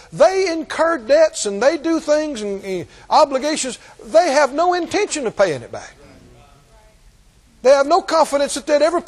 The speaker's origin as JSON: {"language": "English", "country": "United States", "said": "we're American"}